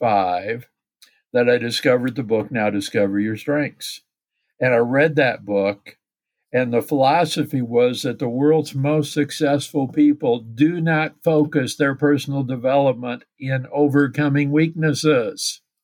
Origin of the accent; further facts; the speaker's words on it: southern South Dakota, United States; now in Plano, United States; we have lived here since 79, but I'm a native from the Deep South. I grew up in the southern part of South Dakota.